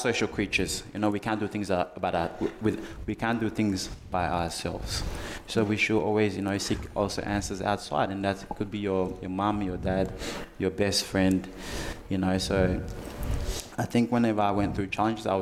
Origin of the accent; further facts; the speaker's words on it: Sierra Leone; also born or lived in Tasmania, Australia; now in Melbourne, Australia; I'm from Sierra Leone